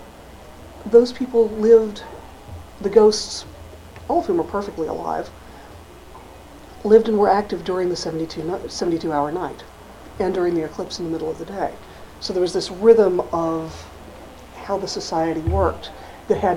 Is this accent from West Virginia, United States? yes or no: no; Arkansas, United States; now in New England, United States; Growing up in Arkansas, March is spring. Moving to New England, I've lived here since the 70s